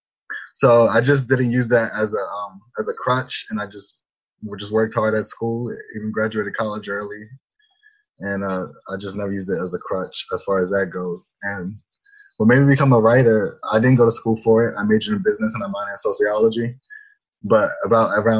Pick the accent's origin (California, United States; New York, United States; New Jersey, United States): New York, United States; New York City; also born or lived in North Amityville, Long Island, New York; I was born in the Bronx. I lived there till about 11 years old. And then we moved to a suburb called North Amityville, which is it's in Long Island.